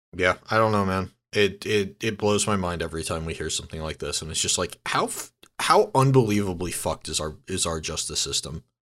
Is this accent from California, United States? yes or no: yes; San Diego, California, United States; also born or lived in Santa Barbara; I grew up in San Diego